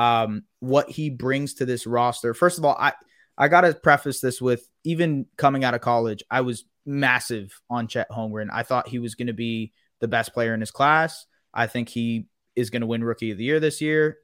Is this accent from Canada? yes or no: yes; Canada; as a Canadian